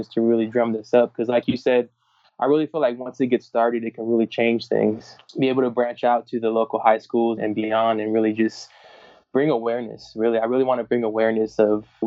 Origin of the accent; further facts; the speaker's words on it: Orange County, California, United States; I grew up in Orange County